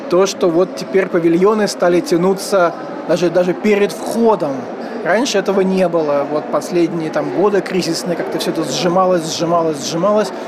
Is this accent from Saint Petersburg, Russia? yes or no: yes; Saint Petersburg, Russia; хотя я как питерский человек, конечно же, должен э, так несколько демонстрировать интеллигентское недовольство э, бывшей столицы.